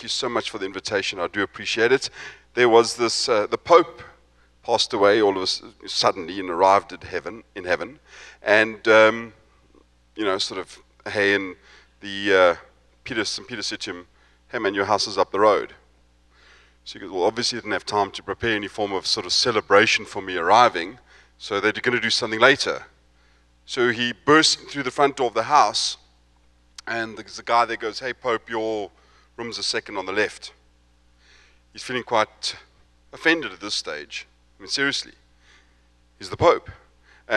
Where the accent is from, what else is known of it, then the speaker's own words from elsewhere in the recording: Johannesburg, Gauteng, South Africa; also born or lived in East London, South Africa; I'm from Johannesburg, which is in the sort of central part of South Africa